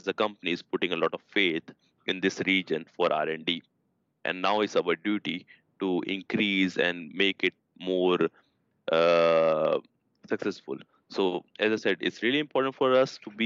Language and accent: English; India; moved away as an adult; now in Sweden; I come from India, my background, my education, because there the education system is a bit different